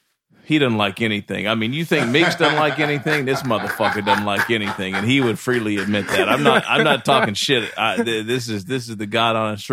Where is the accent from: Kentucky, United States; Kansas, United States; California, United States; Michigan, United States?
Kentucky, United States; also born or lived in Nashville, Tennessee; now in Atlanta, United States; I'm from Kentucky.